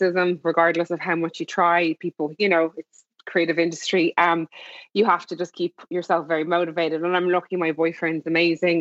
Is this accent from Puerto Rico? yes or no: no; Ireland; moved away; also born or lived in Los Angeles; And I'm Irish as well